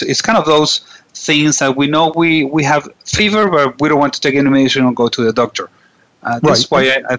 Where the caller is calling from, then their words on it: Venezuela; I'm calling from Venezuela